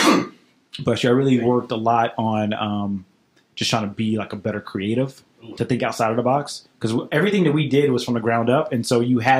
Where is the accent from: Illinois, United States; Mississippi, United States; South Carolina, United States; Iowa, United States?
Mississippi, United States; Cleveland; moved away as an adult; now in Nashville, United States; I'm from Cleveland, Mississippi